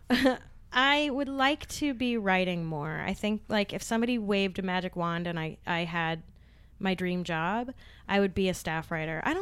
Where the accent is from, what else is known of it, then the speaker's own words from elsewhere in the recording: New York City, New York, United States; moved away; I grew up in Park Slope, and I was born in Park Slope back before it really became gentrified.